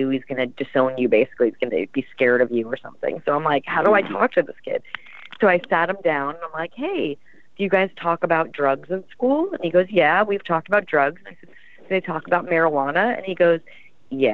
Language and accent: English; the Valley, California, United States; I grew up in the Valley. I went to Montclair College Preparatory School, graduated in 93.